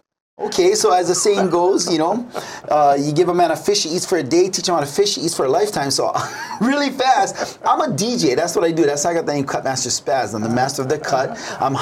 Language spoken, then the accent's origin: English; Kaneohe, Hawaii, United States; I'm from Kaneohe, born and raised